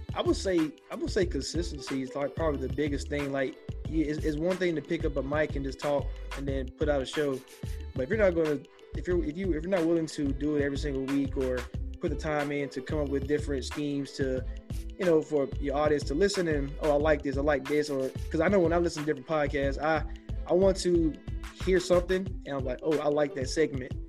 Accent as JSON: {"language": "English", "town": "Augusta", "region": "Georgia", "country": "United States", "said": "I'm from Augusta, so it's right there on the border"}